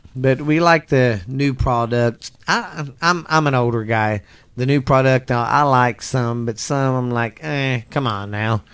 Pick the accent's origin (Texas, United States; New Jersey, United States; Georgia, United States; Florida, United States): Texas, United States; I grew up in the South in Texas down here